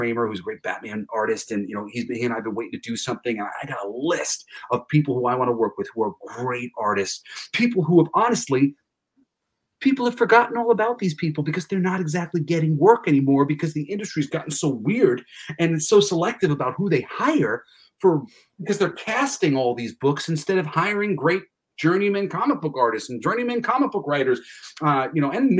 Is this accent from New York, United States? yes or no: yes; New York, United States; I'm from New York